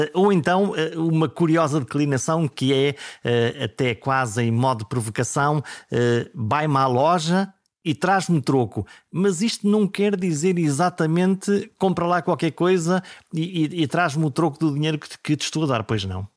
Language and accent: Portuguese; Caminha, Norte, Portugal; also born or lived in Viana do Castelo; eu nasci eh, em Viena do Castelo, sempre vivi em Caminha, sou por isso do Alto Minho